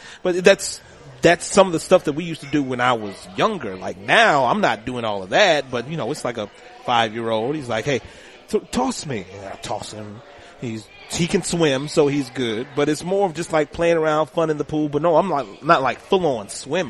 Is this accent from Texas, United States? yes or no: no; Louisiana, United States; now in Hammond, United States; I just moved to South Louisiana. You know, I came from North Louisiana. I'm in Hammond now